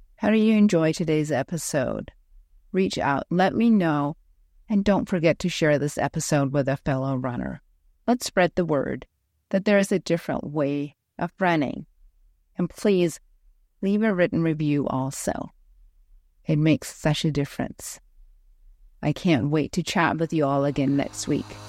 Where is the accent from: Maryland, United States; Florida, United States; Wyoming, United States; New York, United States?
Wyoming, United States; Ten Sleep; I host epic chi running retreats for women in my hometown of Tensleet, Wyoming